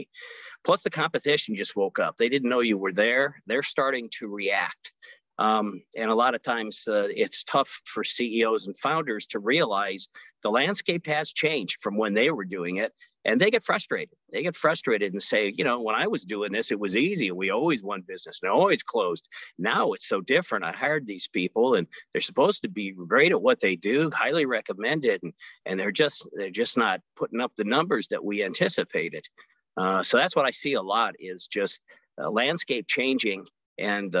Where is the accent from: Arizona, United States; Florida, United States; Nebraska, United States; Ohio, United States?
Nebraska, United States; Omaha; Omaha, Nebraska, my hometown. I born and raised here.